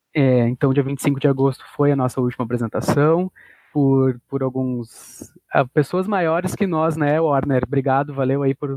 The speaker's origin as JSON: {"language": "Portuguese", "town": "Porto Alegre", "region": "Rio Grande do Sul", "country": "Brazil", "said": "aqui no Sul, eu sou de Porto Alegre"}